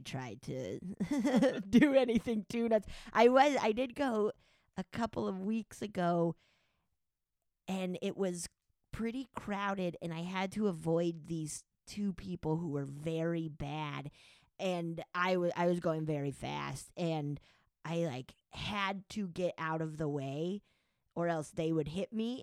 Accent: Summit County, Colorado, United States; also born or lived in Silverthorne, Colorado / Breckenridge, Colorado; I grew up in Summit County, which is a big ski resort county.

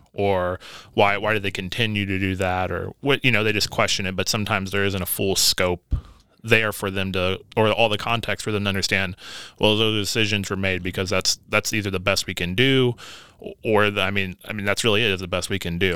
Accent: Evansville, Indiana, United States; also born or lived in Las Vegas, Nevada; we've had some family over in Evansville, Indiana. And so that's where I grew up

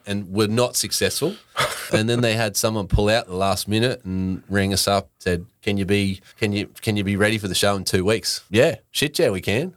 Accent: Brisbane, Queensland, Australia; moved away as an adult; now in Sunshine Coast, Australia; I actually grew up in Brisbane

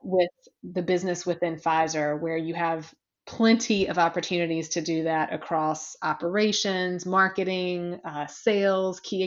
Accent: a very small town in South Carolina, United States; now in New York, United States; though I'm a New Yorker now, I am originally from a very small town in South Carolina

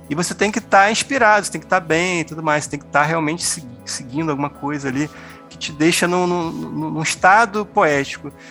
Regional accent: Rio de Janeiro, Brazil; now in Campo Grande, Brazil; hoje eu moro em Campo Grande, Mato Grosso do Sul, sou lá do Rio de Janeiro

